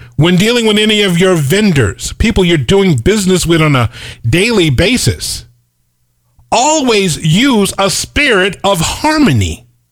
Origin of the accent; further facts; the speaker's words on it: United States; I'm an American that happens to be black